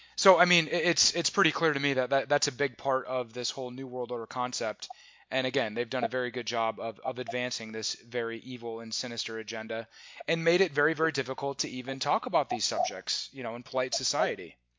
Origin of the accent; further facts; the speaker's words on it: Omaha, Nebraska, United States; moved away; also born or lived in California; I grew up in Omaha, Nebraska